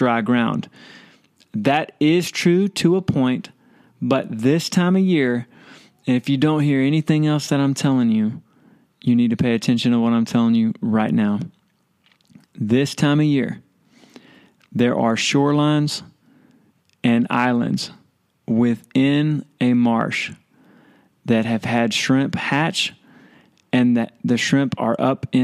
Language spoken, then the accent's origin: English; Baytown, Texas, United States; I'm from Baytown